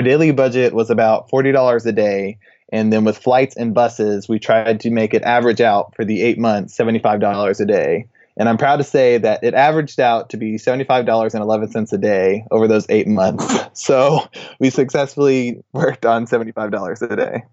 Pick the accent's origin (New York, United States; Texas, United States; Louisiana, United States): Texas, United States; I'm from Texas